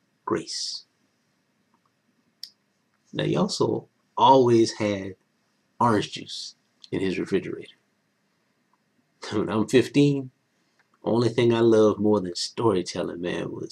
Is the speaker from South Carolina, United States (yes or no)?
yes; Elloree, South Carolina, United States; I was from Ellery, South Carolina, in Calhoun County. Population 671